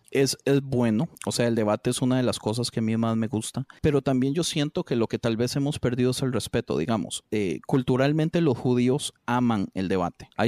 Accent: Costa Rica; Yo como buen tico siempre voy a ser tirado por, por lo mismo de no ejército, de pacifismo, de amor a la patria

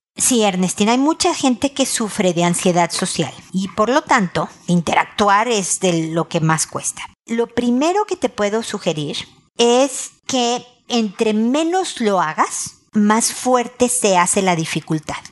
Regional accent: Mexico; moved away as an adult; now in Santiago, Chile; yo que estoy viviendo en Santiago, soy mexicana

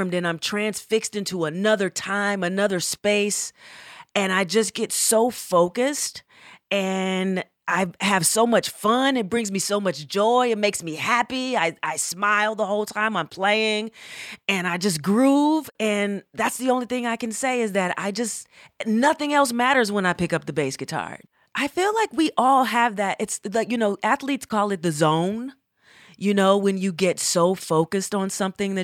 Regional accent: Atlanta, Georgia, United States; also born or lived in Berkeley, California; I am from Atlanta, Georgia

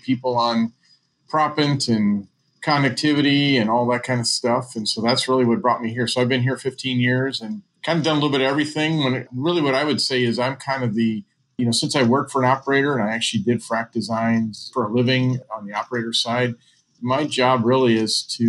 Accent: St. Louis, Missouri, United States; moved away as an adult; also born or lived in Alaska; now in Dallas, United States; I grew up in St. Louis

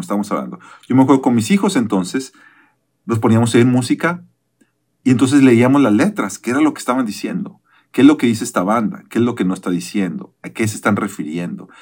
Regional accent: Mexico; yo que soy de México

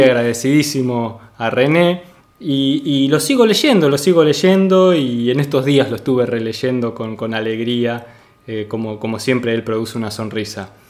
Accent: Argentina

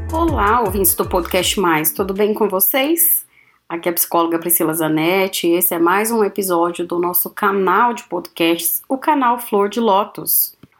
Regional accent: São Paulo, Brazil; now in Maringá, Brazil; Sou paulistana

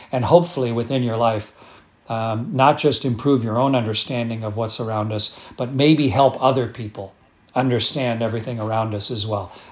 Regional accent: Sarnia, Ontario, Canada; born there; But I was born in Sarnia, Ontario.

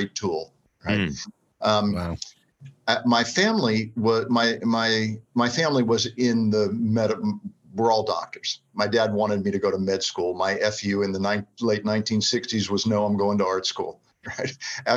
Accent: South Florida, United States; moved away; growing up in South Florida on the water

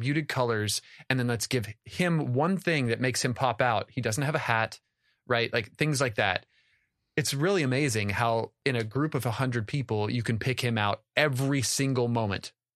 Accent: United States; as an American

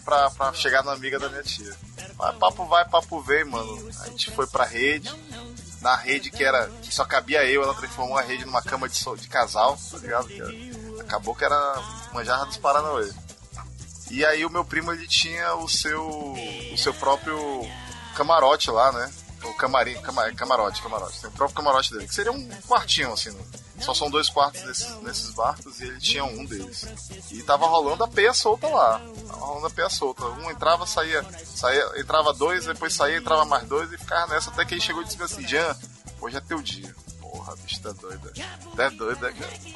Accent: Manaus, Amazonas, Brazil

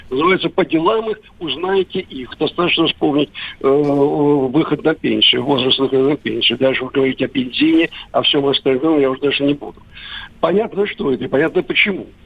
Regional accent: Moscow, Russia; Вообще-то я родился в Москве. В Москве. но честно говоря, большую часть жизни там в Москве. прожил именно там.

